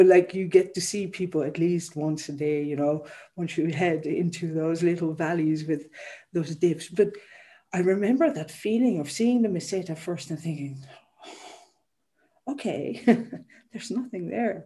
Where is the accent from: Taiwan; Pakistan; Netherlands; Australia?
Netherlands; Amsterdam, North Holland; moved away; I grew up in a city. I grew up in Amsterdam